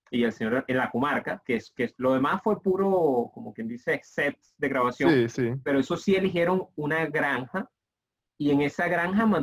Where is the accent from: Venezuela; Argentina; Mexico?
Venezuela; yo, vengo de Venezuela, que es el único país que no ha ido mundial.